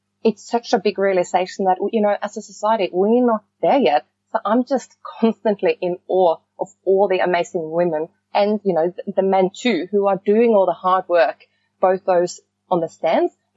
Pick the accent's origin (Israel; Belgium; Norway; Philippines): Norway; moved away; growing up in Norway